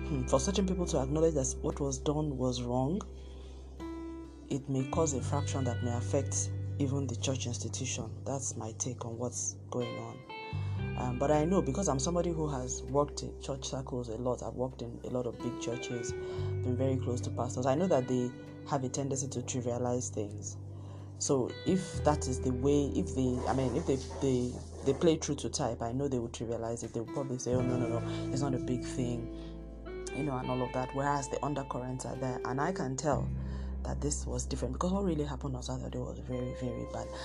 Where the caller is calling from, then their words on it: Lagos, Nigeria; I'm I'm recording from Lagos, Nigeria